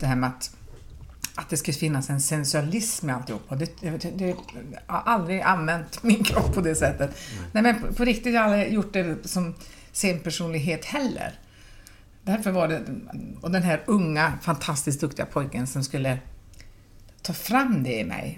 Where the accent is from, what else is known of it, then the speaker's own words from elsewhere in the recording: Pajala, Norrbotten County, Sweden; now in Gothenburg, Sweden; jag är ändå från Pajala